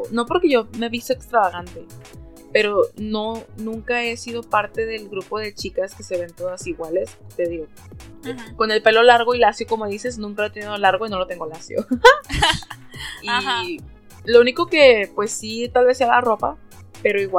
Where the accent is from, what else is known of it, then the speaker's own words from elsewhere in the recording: Mexico; somos mexicanos.